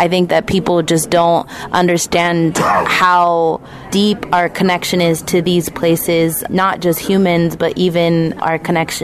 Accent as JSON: {"language": "English", "region": "Northern California", "country": "United States", "said": "I come from the Mishwa Onatsa Tis people, and I'm here as a representative from Northern California tribes"}